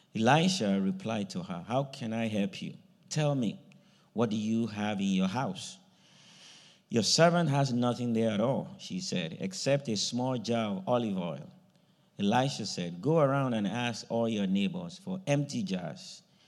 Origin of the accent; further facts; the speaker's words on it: Nigeria; moved away; I grew up in a farming area, you know, the part of the country I grew up from in Nigeria was farming area